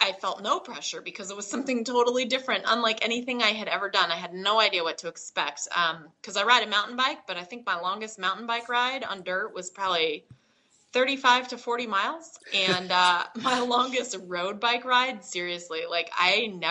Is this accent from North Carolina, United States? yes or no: no; Idaho, United States; also born or lived in Boise, Idaho; I'm growing up in Idaho.